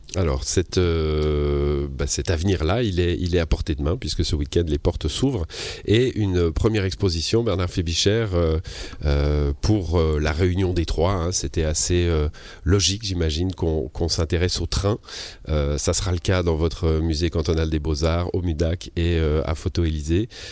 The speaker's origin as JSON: {"language": "French", "country": "Switzerland", "said": "on vient du Chablais, comme moi"}